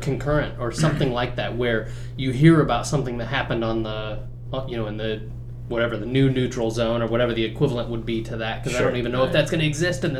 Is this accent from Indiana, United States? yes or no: yes; Fort Wayne, Indiana, United States; I'm from Fort Wayne.